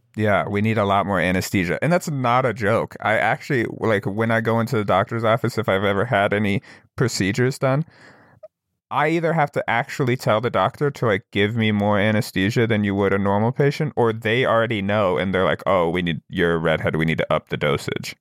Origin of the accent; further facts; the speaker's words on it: Wyoming, United States; I'm from Wyoming